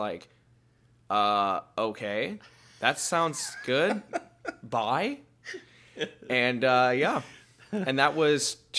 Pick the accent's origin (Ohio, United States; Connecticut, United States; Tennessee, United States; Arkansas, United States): Connecticut, United States; So, well, I'm originally from Connecticut. I wasn't born here.